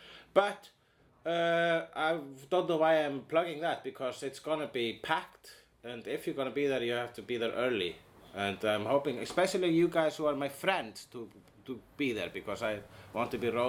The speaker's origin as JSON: {"language": "English", "country": "Iceland", "said": "And I am an Icelandic person."}